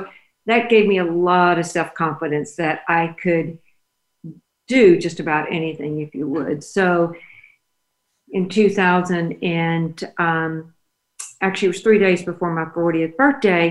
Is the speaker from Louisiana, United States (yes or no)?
yes; Oak Grove, Louisiana, United States; moved away as an adult; now in Dallas, United States; I was born in Oak Grove, Louisiana. So, and that's a very, very tiny rural area. My dad was a small farmer